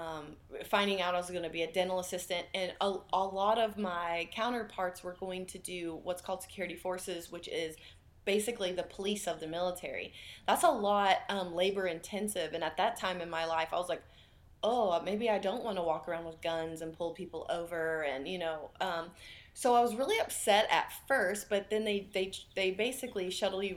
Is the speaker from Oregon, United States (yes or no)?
no; West Virginia, United States; I grew up in West Virginia